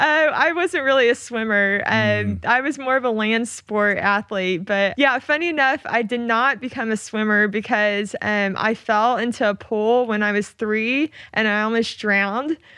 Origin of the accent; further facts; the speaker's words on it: Oklahoma, United States; moved away as an adult; I grew up in Oklahoma